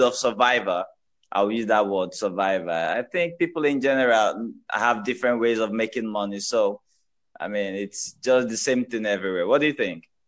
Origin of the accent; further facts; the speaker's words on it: Nigeria; I'm a Nigerian.